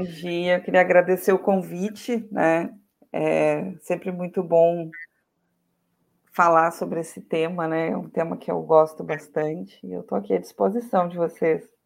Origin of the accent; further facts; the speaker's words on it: Santana do Livramento, Rio Grande do Sul, Brazil; eu sou natural de Santana do Livramento, que é uma cidade bem do interior